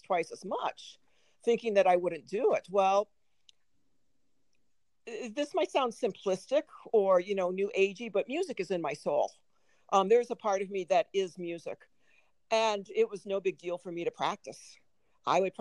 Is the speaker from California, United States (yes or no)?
no; Springfield, Illinois, United States; moved away as an adult; also born or lived in Chicago, Illinois / Minnesota; now in Missoula, United States; When I was 6 years old, we moved from Chicago, Illinois, to Springfield, Illinois